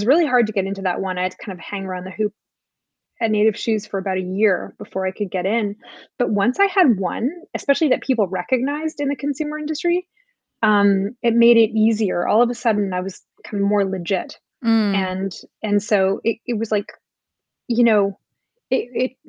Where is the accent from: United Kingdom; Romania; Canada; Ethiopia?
Canada; now in United States; I'm an immigrant to the US. I come from Canada.